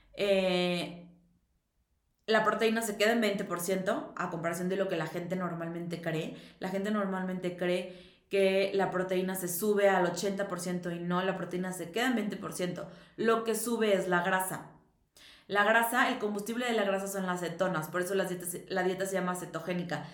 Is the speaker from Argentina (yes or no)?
no; Mexico; que soy mexicana